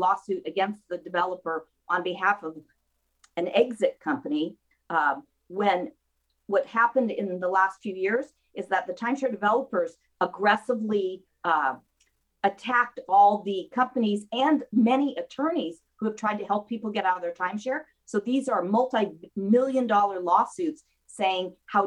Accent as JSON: {"language": "English", "area": "Mendocino County", "region": "California", "country": "United States", "tie": "born or raised there", "also_born_or_lived": "Santa Cruz, California", "moved": "yes", "lives_now": "Camarillo, United States", "said": "I grew up in Mendocino County"}